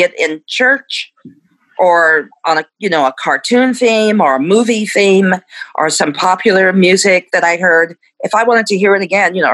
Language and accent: English; Dallas, Texas, United States; I'm from Dallas, Texas